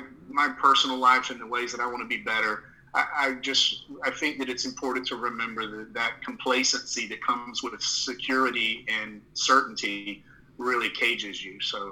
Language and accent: English; the South, United States; accent: Southern; which I found surprising given my Southern accent